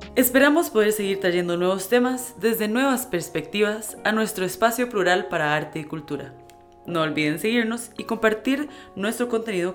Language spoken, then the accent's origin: Spanish; Costa Rica; yo soy primera generación de Costa Rica, entonces aquí realmente no tengo raíz. Mi mamá es nicaragüense, mi papá es salvadoreño